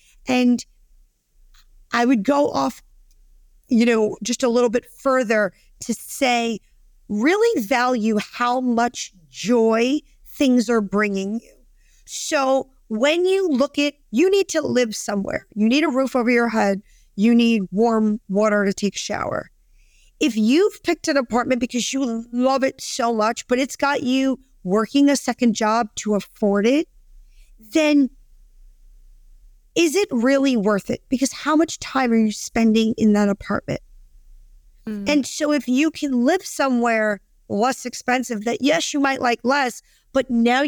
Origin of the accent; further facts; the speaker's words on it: Brooklyn, New York, United States; I'm a girl from Brooklyn